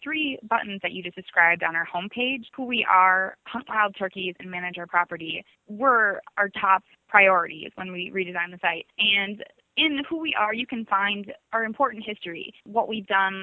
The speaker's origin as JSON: {"language": "English", "town": "Shiocton", "region": "Wisconsin", "country": "United States", "tie": "born or raised there", "moved": "as an adult", "lives_now": "Edgefield, United States", "said": "I grew up in the rural town of Shiocton, Wisconsin."}